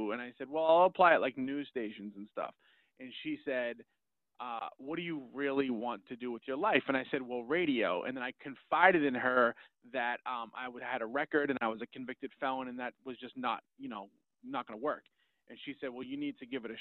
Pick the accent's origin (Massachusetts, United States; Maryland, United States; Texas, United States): Massachusetts, United States; Malden; I grew up in Malden, which is right down the street